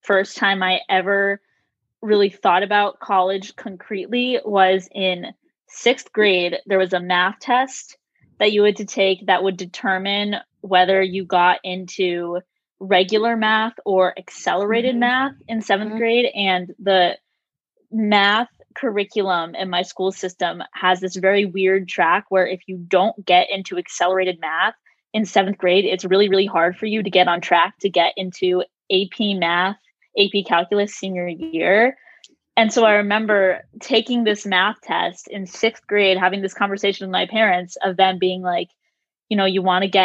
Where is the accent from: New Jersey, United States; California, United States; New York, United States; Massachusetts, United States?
Massachusetts, United States; Acton; moved away as an adult; now in Baltimore, United States; I am originally from Acton, Massachusetts, but right now I am a junior at Johns Hopkins University in Baltimore.